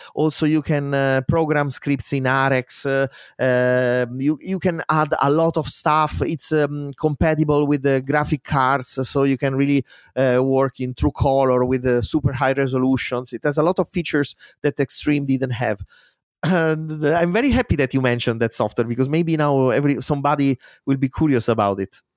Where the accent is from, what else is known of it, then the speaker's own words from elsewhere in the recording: Spoleto, Umbria, Italy; English is a second language; moved away as an adult; my hometown in Spoleto